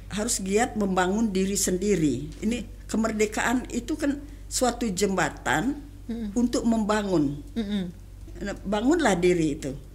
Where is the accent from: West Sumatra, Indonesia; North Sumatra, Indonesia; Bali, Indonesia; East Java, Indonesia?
Bali, Indonesia; saya kan orang Bali